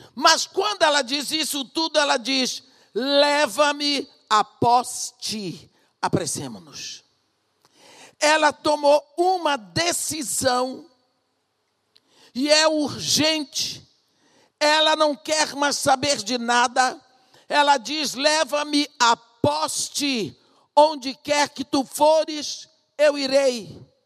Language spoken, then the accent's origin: Portuguese; Brazil; also born or lived in Iraq; eu sou brasileira